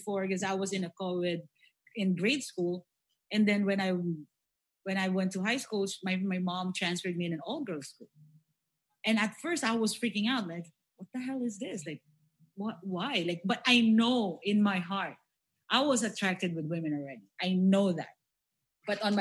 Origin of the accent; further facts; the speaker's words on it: Philippines; We Filipinos